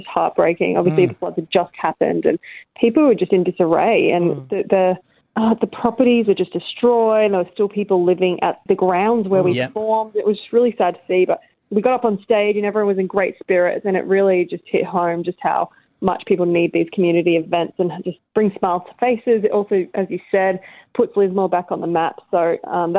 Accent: Port Moresby, National Capital District, Papua New Guinea; moved away; I grew up in Port Moresby, so New Guinea.

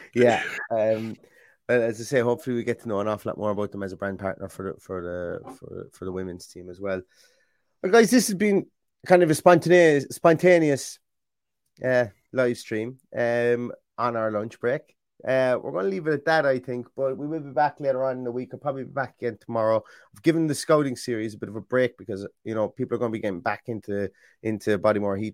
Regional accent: Ireland; being Irish

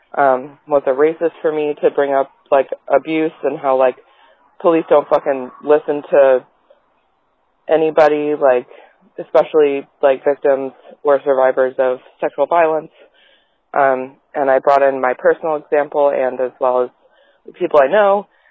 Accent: Atlanta, Georgia, United States; now in Stone Mountain, United States; I grew up in Atlanta

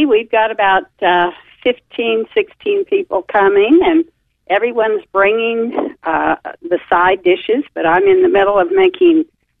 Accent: the West, United States; I'm from the West

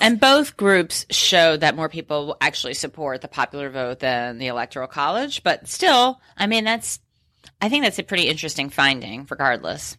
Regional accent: New York City, New York, United States; I grew up in New York City

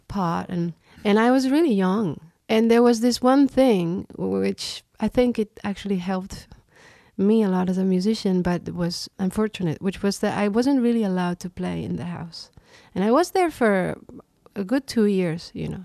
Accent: Reus, Catalonia, Spain; now in New York, United States; I grew up in Reus, which is a small city a couple hours south of Barcelona

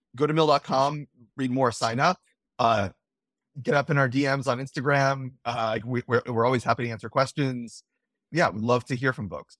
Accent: Florida, United States; we, we grew up in Florida

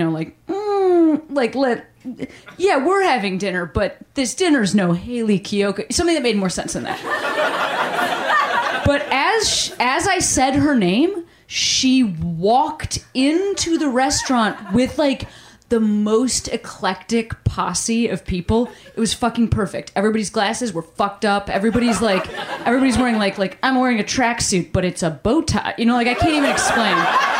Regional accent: Australia; You're like, I'm just Australian.

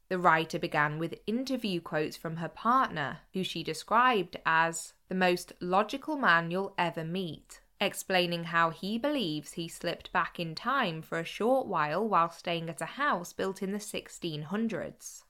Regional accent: Cheshire, North West England, United Kingdom; I'm from Cheshire

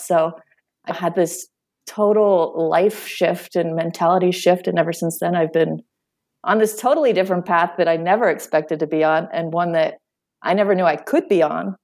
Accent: Western Pennsylvania, United States; moved away; I grew up in uh, Western Pennsylvania in a small town

